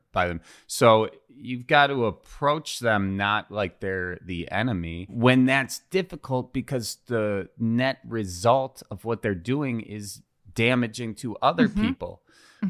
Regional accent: Wisconsin, United States; accent: Wisconsin

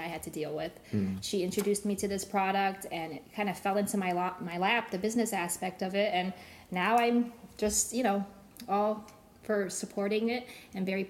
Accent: Ohio, United States; moved away as an adult; now in Charleston, United States; I was born and raised in Ohio. We moved to Charleston, South Carolina about 15 years ago

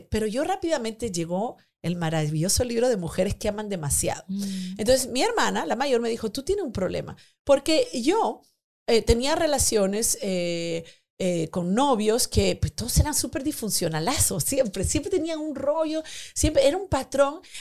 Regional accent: Peru; also born or lived in Spain; Yo llegué de España, yo soy de Perú, pero viví 10 años en España

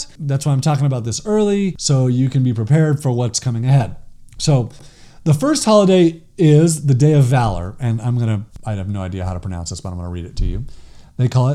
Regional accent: Los Angeles, California, United States; moved away; growing up in Los Angeles

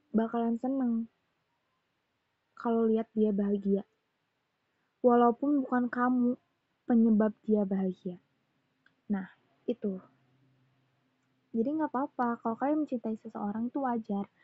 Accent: West Java, Indonesia; accent: Sundanese; logat bicara aku yang rada bukan rada Sunda, emang Sunda pisan gitu ya.

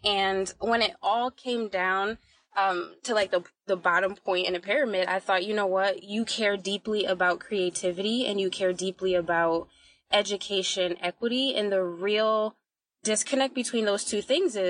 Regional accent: Bridgeport, Connecticut, United States; I'm from Bridgeport, Connecticut

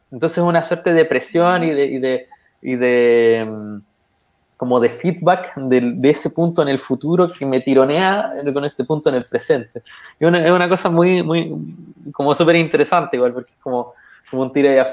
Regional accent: Chile; ¿por qué yo que tengo las mismas características, que soy como común chileno, significa que también yo puedo hacerlo?

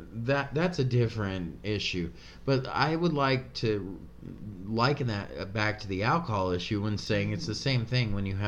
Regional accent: California, United States; Remember back home? We came from California, so back home, when you used to go to, like, the gas stations

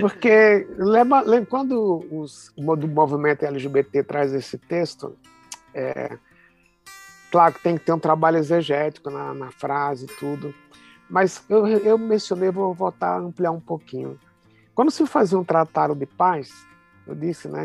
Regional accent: Recife, Pernambuco, Brazil; now in São Paulo, Brazil; Eu sou pernambucano, sou recifense

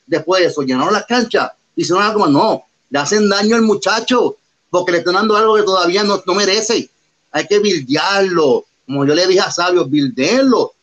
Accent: Puerto Rico; Somos los únicos boricuas sin estar en televisión de los de Luis, que hemos viajado el mundo completo, representando, claro, nuestra isla.

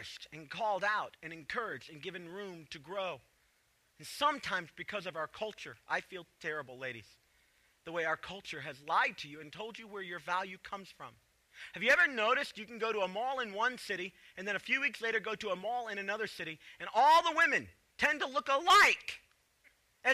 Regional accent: Chicago, Illinois, United States; moved away; also born or lived in the South; I grew up in Chicago

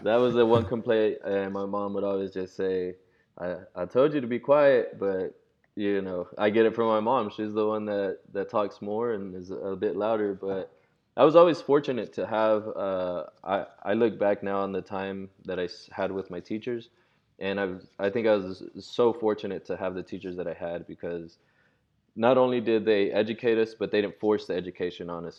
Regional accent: Oklahoma City, Oklahoma, United States; also born or lived in Mexico City, Mexico; I was born in Mexico City raised in Oklahoma City. I've been here since I was one, and so OKC is home

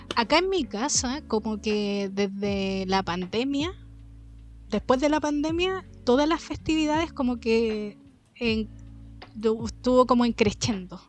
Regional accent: Chile; uno como es chileno

